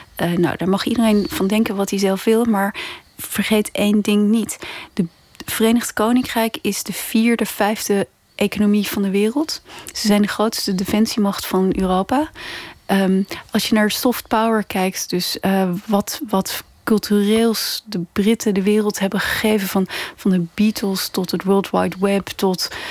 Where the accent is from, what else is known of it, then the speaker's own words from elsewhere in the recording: Netherlands; moved away as an adult; also born or lived in London; als Nederlander